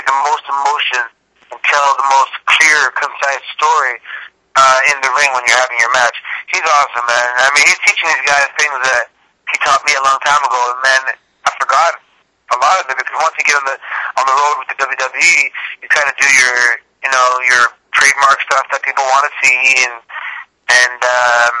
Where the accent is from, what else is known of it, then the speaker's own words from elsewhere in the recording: Toronto, Ontario, Canada; moved away as an adult; I grew up in Toronto